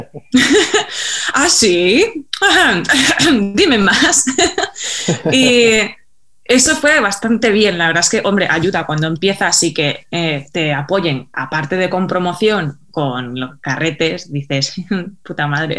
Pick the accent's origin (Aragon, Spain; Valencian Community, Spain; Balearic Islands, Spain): Balearic Islands, Spain; Mallorca; yo soy de Mallorca